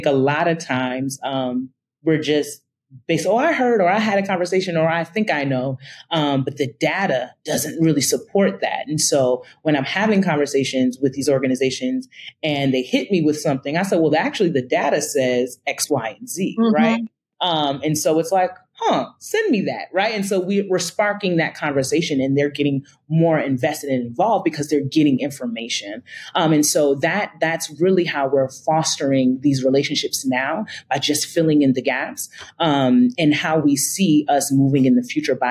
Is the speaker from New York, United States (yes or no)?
yes; Albany, New York, United States; born or raised there; moved away as an adult; also born or lived in Atlanta, Georgia